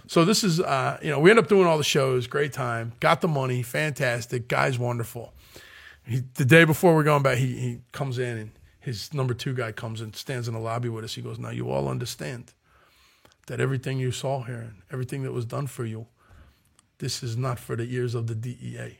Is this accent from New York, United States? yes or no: no; Philadelphia, Pennsylvania, United States; I'm from South Philadelphia